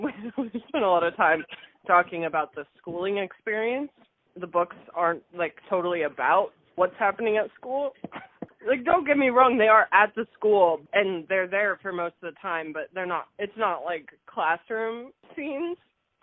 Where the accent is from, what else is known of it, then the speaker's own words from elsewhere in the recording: London, United Kingdom; I'm from London. So, yeah, he's a Brit.